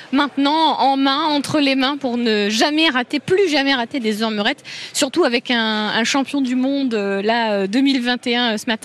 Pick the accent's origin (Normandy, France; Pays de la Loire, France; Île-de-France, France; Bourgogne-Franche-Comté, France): Bourgogne-Franche-Comté, France; Noidan; De Noidan, un petit village euh, près de Pouilly-en-Auxois.